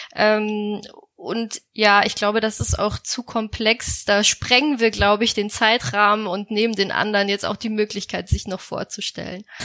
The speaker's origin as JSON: {"language": "German", "town": "Munich", "region": "Bavaria", "country": "Germany", "moved": "yes", "said": "Ich komme ursprünglich aus München und bin deswegen Oktoberfest erprobt"}